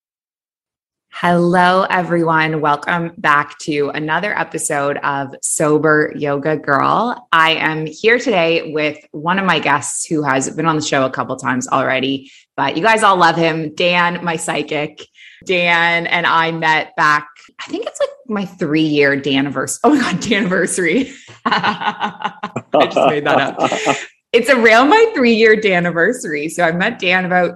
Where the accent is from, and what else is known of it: Canada; moved away as an adult; also born or lived in Dubai, United Arab Emirates / Abu Dhabi, United Arab Emirates; now in Bali, Indonesia